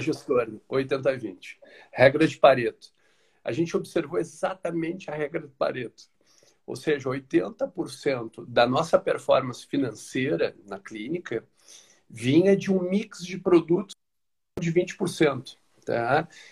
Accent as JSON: {"language": "Portuguese", "town": "Porto Alegre", "region": "Rio Grande do Sul", "country": "Brazil", "tie": "born or raised there", "moved": "yes", "lives_now": "Araranguá, Brazil", "said": "Eu sou natural de Porto Alegre, hoje moro em Araranguá, aqui no sul de Santa Catarina."}